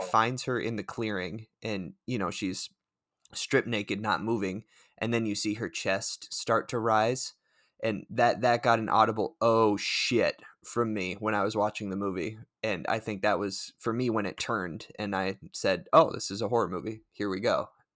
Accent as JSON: {"language": "English", "region": "Colorado", "country": "United States", "tie": "born or raised there", "moved": "yes", "lives_now": "Minnesota, United States", "said": "I grew up in Colorado"}